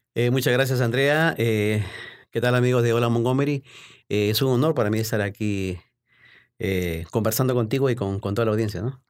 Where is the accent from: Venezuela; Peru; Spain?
Peru; Lima; moved away as an adult; also born or lived in Baltimore, United States; now in United States; me inicié como periodista deportivo en, en mi país, en Lima, Perú.